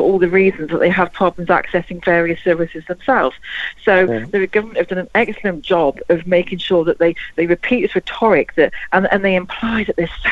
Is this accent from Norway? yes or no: no; England, United Kingdom; moved away as an adult; now in France; I'm English, yeah, living in France